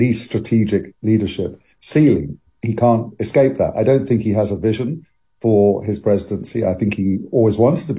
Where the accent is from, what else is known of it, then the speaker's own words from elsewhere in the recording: London, United Kingdom; I lived and grew up in a house that was in the middle of four kind of areas. And one was called Greenwich